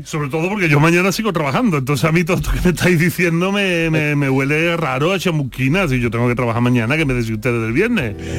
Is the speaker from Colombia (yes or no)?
no; Spain; como buen filósofo español